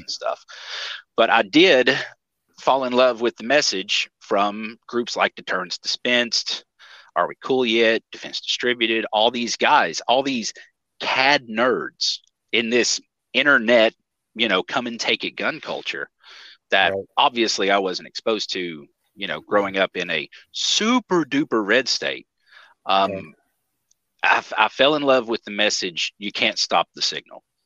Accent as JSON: {"language": "English", "region": "East Tennessee", "country": "United States", "tie": "born or raised there", "said": "I grew up in East Tennessee"}